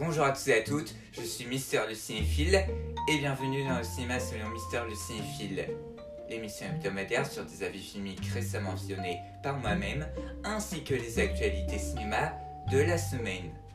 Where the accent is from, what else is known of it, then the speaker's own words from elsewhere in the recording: France; Elle sortira chez nous en France